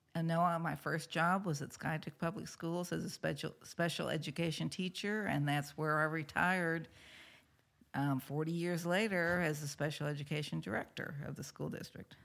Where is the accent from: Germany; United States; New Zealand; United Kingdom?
United States; St. Louis, Missouri; moved away; I was from Saint Louis